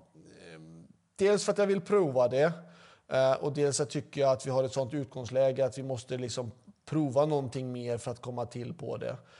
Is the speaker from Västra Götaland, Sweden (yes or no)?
yes; Mölndal, Västra Götaland, Sweden; Jag är faktiskt född i Mölndal, precis bakom för travbanan